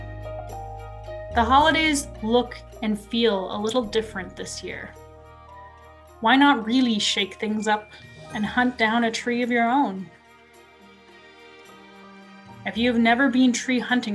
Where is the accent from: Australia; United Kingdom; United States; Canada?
Canada; Edson, Alberta; I grew up in Edson, Alberta, a small town in the foothills of the Rocky Mountains.